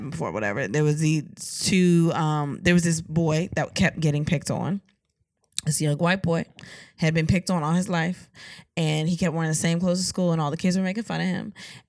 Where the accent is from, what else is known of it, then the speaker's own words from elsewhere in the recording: Virginia, United States; I am from Virginia